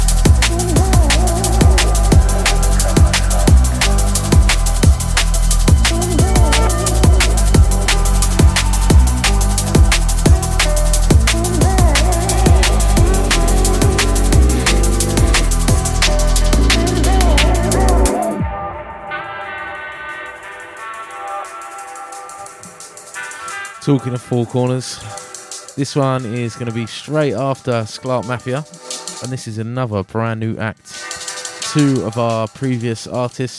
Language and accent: English; Hastings, South East England, United Kingdom; my hometown Hastings